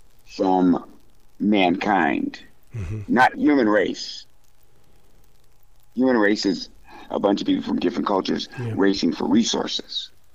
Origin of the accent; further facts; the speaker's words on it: Fort Collins, Colorado, United States; And in Colorado, I grew up in Fort Collins.